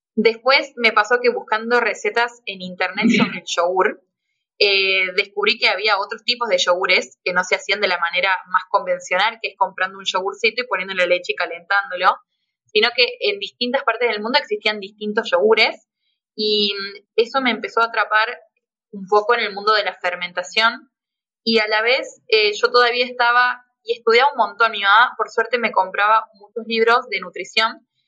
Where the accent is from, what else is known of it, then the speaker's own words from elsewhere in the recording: Tucumán, Argentina; accent: Tucumán; now in Córdoba, Argentina; yo soy tucumana, por si no se me nota en el acento. Eh, sí, sí, yo soy tucumana